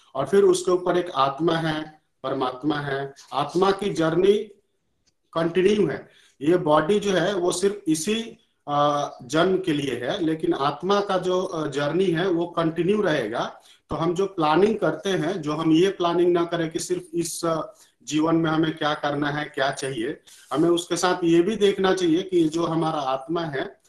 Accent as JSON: {"language": "Hindi", "country": "India", "tie": "born or raised there", "said": "बचपन से ही क्योंकि हम लोग इंडिया में पले भरे हैं"}